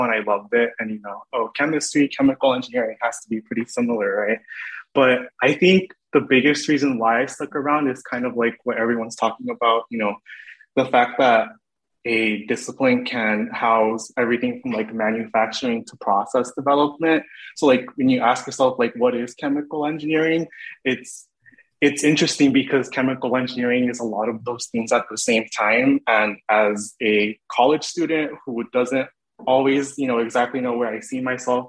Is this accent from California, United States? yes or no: yes; Baldwin Park, California, United States; I am from Baldwin Park, California